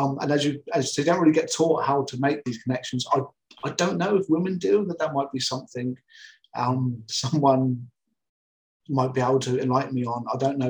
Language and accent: English; Portsmouth, South East England, United Kingdom; I grew up in Portsmouth